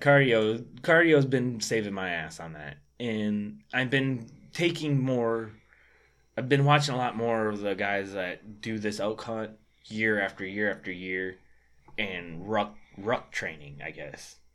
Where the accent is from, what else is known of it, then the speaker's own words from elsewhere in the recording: Michigan, United States; I'm from Michigan. We don't have, I'm not from an area where we have elk.